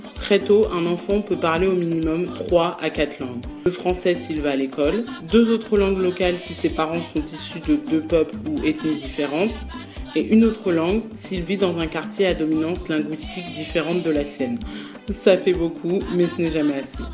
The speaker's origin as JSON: {"language": "French", "country": "France", "tie": "born or raised there", "said": "J'ai 22 ans, j'ai grandi en France, mais toute ma famille est originaire du Congo-Brazzaville"}